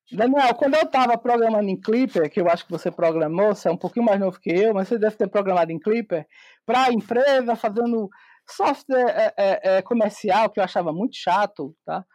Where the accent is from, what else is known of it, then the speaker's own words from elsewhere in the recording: Campina Grande, Paraíba, Brazil; sou de Campina Grande, Paraíba